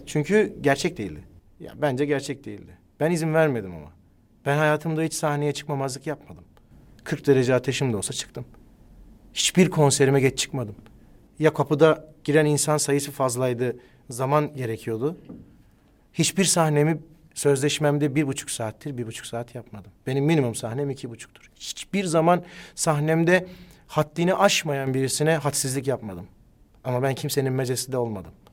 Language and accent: Turkish; Ankara, Turkey; Biz Ankara'da doğduk, büyüdük